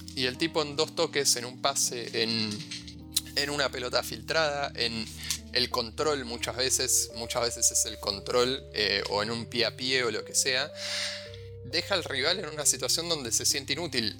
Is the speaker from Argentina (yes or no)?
yes; Argentina